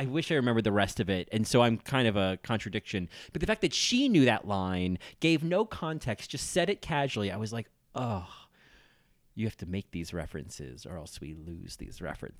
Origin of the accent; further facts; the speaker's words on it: New Jersey, United States; now in New York, United States; I grew up in New Jersey. I live in New York.